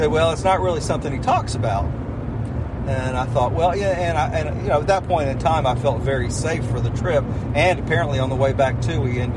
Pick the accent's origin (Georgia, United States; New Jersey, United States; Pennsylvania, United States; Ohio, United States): Georgia, United States; St. Simons Island; I grew up on St. Simons.